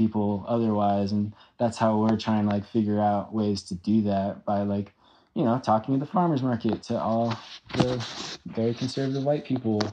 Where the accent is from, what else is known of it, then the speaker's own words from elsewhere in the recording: Evergreen, United States; growing up in Evergreen